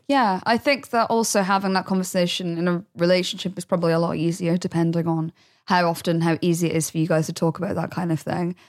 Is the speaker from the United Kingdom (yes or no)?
yes; United Kingdom; now in London, United Kingdom; I grew up in the Midlands